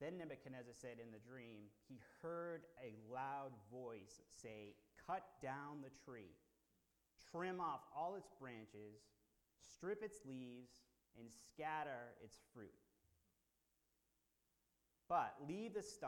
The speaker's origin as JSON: {"language": "English", "town": "Boston", "region": "Massachusetts", "country": "United States", "said": "I'm from Boston."}